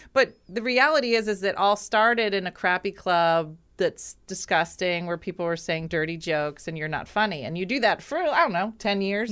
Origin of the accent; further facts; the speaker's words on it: Winslow, New Jersey, United States; I, I grew up in Winslow